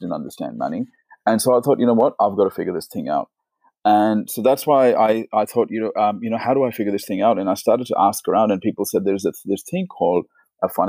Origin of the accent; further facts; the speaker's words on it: India; moved away as an adult; now in Australia; I was born in India, and so India is a poor country